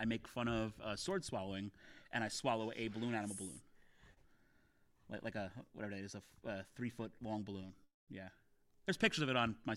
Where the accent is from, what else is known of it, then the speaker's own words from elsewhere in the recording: Middlesex County, New Jersey, United States; I'm a kid from Jersey. I grew up in Middlesex County